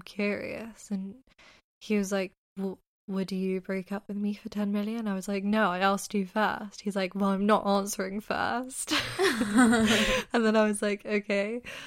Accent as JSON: {"language": "English", "region": "London", "country": "United Kingdom", "said": "we're from London"}